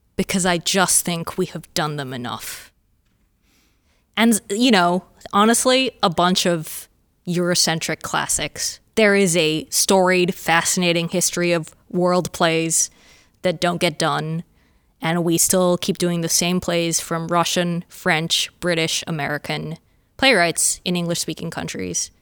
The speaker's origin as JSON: {"language": "English", "country": "Australia", "said": "a Australian playwright"}